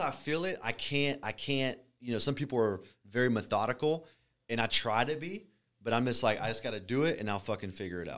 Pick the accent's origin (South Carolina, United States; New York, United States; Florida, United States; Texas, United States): Texas, United States; Alvin; born or raised there; also born or lived in Galveston, Texas / Freeport, Texas